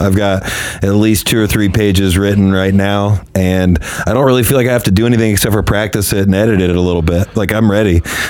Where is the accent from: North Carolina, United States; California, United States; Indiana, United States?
Indiana, United States; near Indianapolis, United States; moved away; it's kind of east of Indianapolis, kind of not close per se to where I grew up